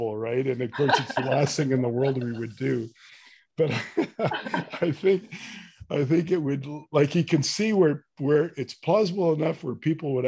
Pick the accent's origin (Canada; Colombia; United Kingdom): Canada; being Canadian